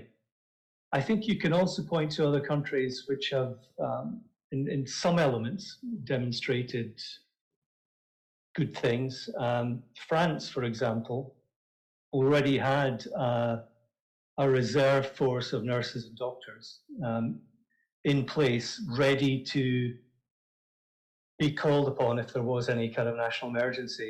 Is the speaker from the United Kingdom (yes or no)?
yes; Scotland, United Kingdom; accent: Scottish; my gorgeous Scottish accent